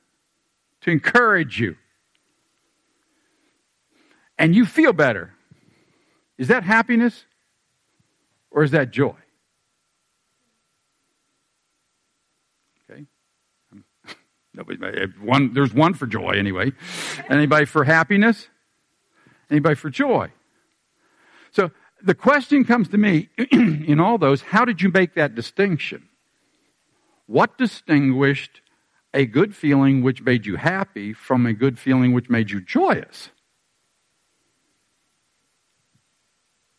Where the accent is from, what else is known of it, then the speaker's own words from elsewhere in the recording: Pittsburgh, Pennsylvania, United States; moved away; I'm 10 years old. I'm from Pittsburgh. And when I was in Pittsburgh at 10 years of age